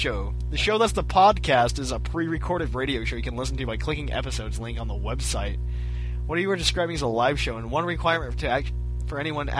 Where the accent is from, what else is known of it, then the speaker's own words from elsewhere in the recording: United States; I'm American